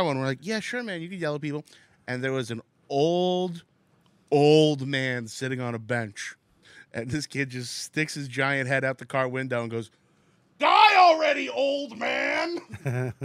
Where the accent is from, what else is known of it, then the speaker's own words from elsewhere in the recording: Secaucus, New Jersey, United States; I grew up in Sea Caucus, right outside of the city